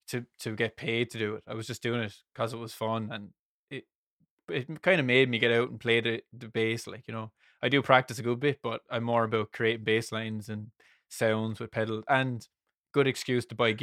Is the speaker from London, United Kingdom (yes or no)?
no; South West England, United Kingdom; Real voice reveal. I'm actually from Somerset.